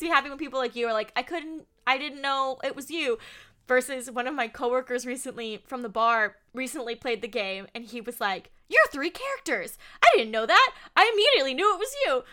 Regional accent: Southern California, United States; I'm born and raised in Southern California, so I am a California girl

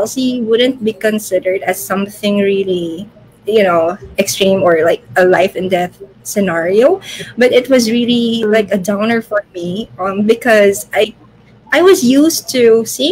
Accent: Philippines; I am from the Philippines. So I am currently here in Manila

